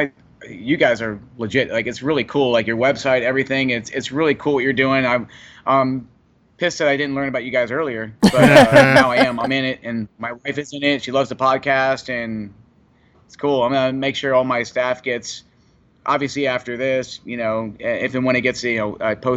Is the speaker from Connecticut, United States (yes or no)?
no; Key West, Florida, United States; also born or lived in Freehold, New Jersey / East Brunswick, New Jersey / Keansburg, New Jersey; I'm born in Jersey, but I grew up in Florida. I grew up in Key West